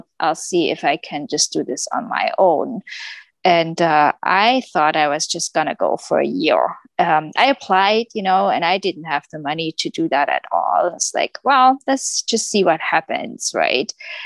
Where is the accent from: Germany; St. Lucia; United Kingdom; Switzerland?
Germany; moved away as an adult; I came from Germany